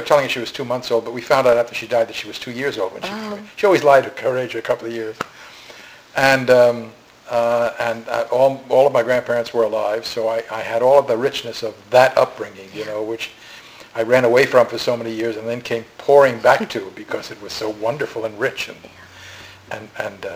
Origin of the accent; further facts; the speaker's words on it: New York City, New York, United States; I grew up in Brooklyn. I'm a Brooklyn boy